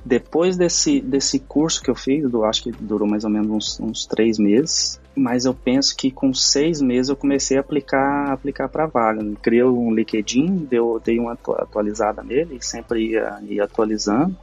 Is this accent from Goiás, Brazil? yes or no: yes; Nerópolis, Goiás, Brazil; moved away as an adult; also born or lived in London, United Kingdom; now in England, United Kingdom; eu sou de uma cidade chamada Nerópolis, fica em Goiás, a mais ou menos trinta quilômetros de, de Goiânia. Cresci e vivi a minha vida, uau, metade da minha vida toda lá nessa cidade